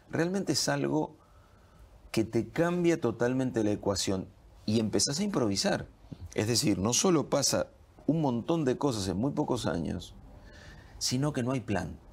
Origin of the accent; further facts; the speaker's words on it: Argentina; sí, somos argentinos, es lo que decís vos